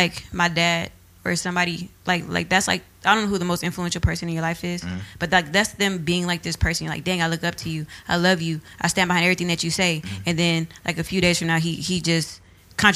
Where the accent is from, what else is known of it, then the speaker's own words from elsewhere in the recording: Los Angeles, California, United States; now in Canoga Park, United States; Los Angeles.